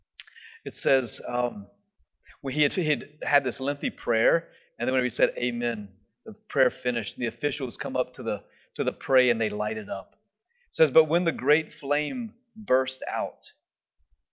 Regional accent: United States; We're from America.

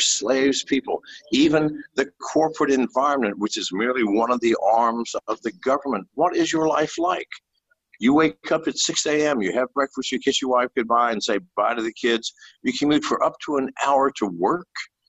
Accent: United States; I am a slave as an American.

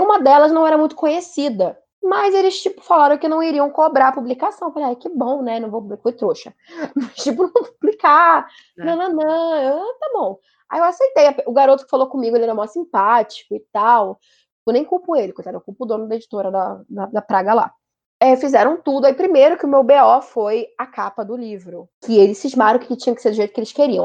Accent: Rio de Janeiro, Brazil; eu sou do Rio

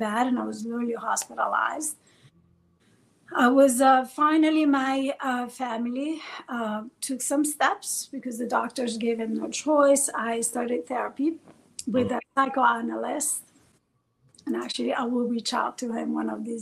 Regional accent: Bologna, Emilia-Romagna, Italy; first language Farsi; English is a second language; moved away as an adult; also born or lived in Iran / Washington, D.C.; now in New York, United States; Bologna, which is where I was raised in Italy.

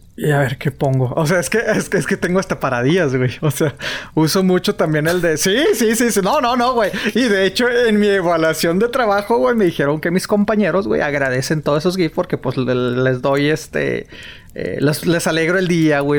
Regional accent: northern Mexican border, northern Mexico, Mexico; siendo de frontera

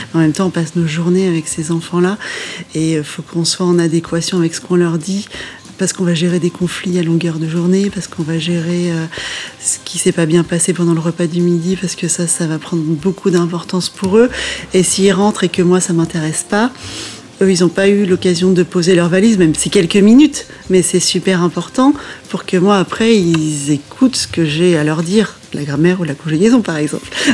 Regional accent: Normandy, France; moved away as an adult; also born or lived in Limousin; je venais de Normandie

